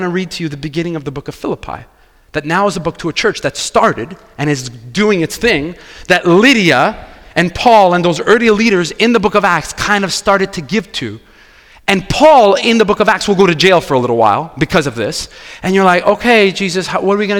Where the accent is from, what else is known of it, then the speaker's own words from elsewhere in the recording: Quebec, Canada; I'm from Quebec. I grew up here